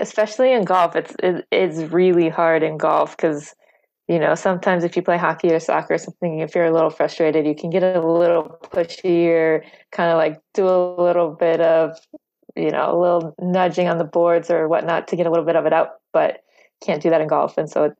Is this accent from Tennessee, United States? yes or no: no; Florida, United States; wasn't one of those like young kids growing up in Florida that plays golf all the time